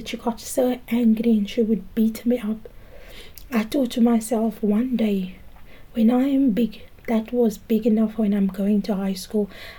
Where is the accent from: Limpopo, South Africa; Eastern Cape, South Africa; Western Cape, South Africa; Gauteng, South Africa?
Western Cape, South Africa; Cape Town; I grew up in the Cape Flats. I grew up in Valhalla Park and Manenberg.